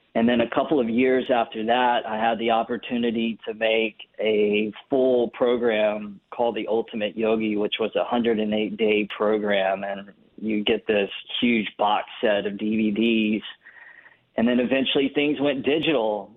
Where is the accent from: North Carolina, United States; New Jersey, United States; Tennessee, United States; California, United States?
North Carolina, United States; now in Los Angeles, United States; I live in Los Angeles, big city, lots of people, lots of activity going on. I grew up in North Carolina